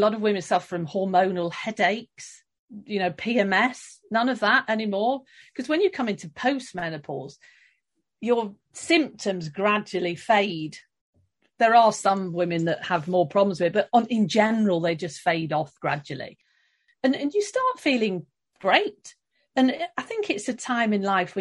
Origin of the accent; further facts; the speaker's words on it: London, United Kingdom; moved away as an adult; also born or lived in Stockholm, Sweden; now in Sweden; I am British. I'm from London, now living outside Stockholm.